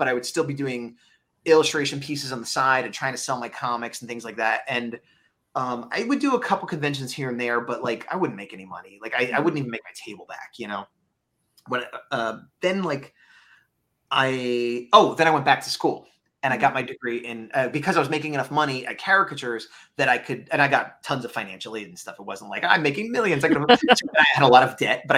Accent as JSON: {"language": "English", "region": "East Coast", "country": "United States", "moved": "yes", "said": "I'm from the East Coast originally"}